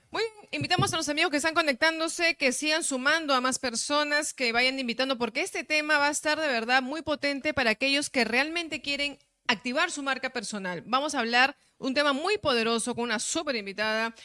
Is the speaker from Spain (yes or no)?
no; Peru; soy bien peruana